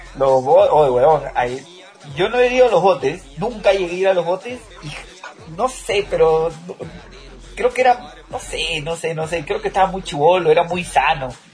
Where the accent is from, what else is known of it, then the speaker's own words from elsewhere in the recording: Peru; now in Mexico; estando aquí en México, yo me sentía triste y decía, "Quiero sentirme en mi país"